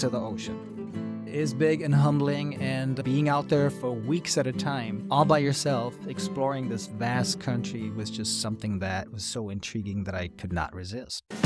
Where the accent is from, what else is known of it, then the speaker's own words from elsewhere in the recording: Hanau, Hesse, Germany; English is a second language; Hanau is my hometown, which is east of Frankfurt, and when I was growing up, Hanau was surrounded by American culture.